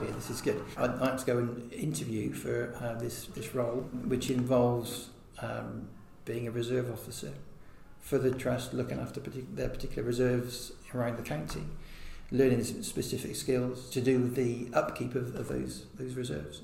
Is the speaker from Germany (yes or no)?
no; Hereford, West Midlands, United Kingdom; I was born in Hereford quite a long time ago in 76